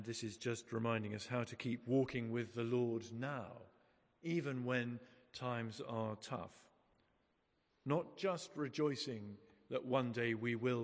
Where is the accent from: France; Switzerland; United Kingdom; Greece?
United Kingdom; England; we're English